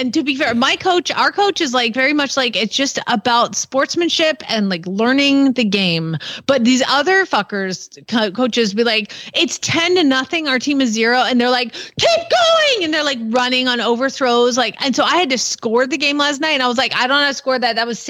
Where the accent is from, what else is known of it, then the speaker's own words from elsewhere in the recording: Atlanta, Georgia, United States; and I'm from Georgia, but let's be honest, it's Atlanta, so it's a city, and that's why I don't have an accent.